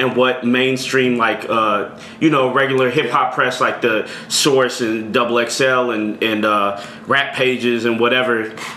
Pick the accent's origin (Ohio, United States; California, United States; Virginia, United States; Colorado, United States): California, United States; Richmond; also born or lived in Orinda, California; I grew up in the East Bay my whole life